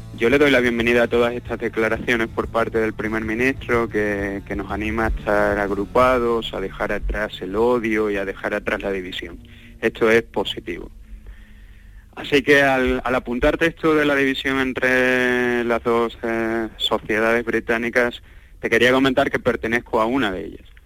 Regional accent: Cádiz, Andalusia, Spain; moved away as an adult; also born or lived in Cardiff; now in Manchester, United Kingdom; Cádiz está en mi, en mi corazón y voy a estar siempre muy orgulloso de Cádiz y del resto de Andalucía. Como te he comentado, soy un andaluz muy

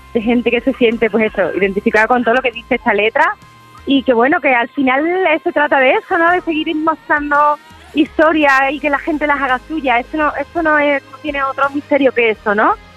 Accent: Andalusia, Spain; a mi tierra, a mi gente

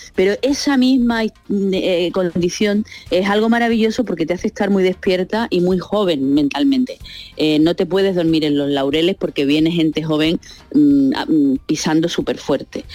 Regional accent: Sanlúcar de Barrameda, Andalusia, Spain; yo empecé a trabajar en esto con 14 años en la tele local de mi pueblo

